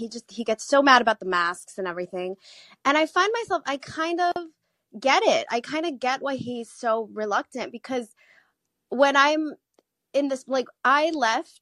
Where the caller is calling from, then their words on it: South Korea; moved away as an adult; I'm calling from South Korea.